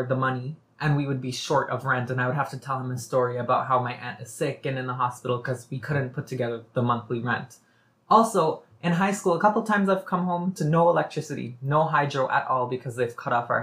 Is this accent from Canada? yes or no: yes; Toronto, Ontario, Canada; I was born and raised here. I was born in Scarborough, actually. And I'd like to point out, I came from Malvern, so a low-income neighborhood in Scarborough. And I grew up there.